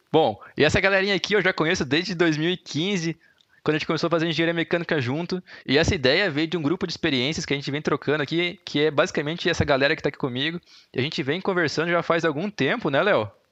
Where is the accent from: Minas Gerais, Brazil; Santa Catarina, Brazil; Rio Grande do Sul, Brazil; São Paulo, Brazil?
Santa Catarina, Brazil; Brusque; moved away as an adult; now in Curitiba, Brazil; Eu sou de Brusque